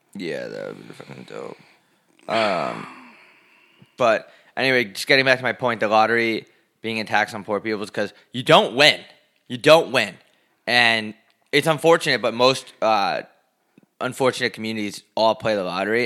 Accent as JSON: {"language": "English", "region": "New York", "country": "United States", "said": "I'm from New York"}